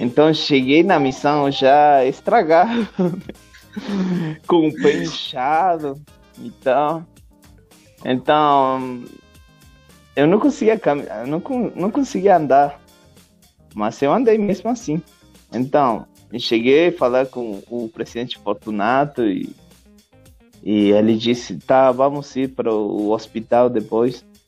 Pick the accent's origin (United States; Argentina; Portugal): Argentina; Portuguese is a second language; moved away; Da Argentina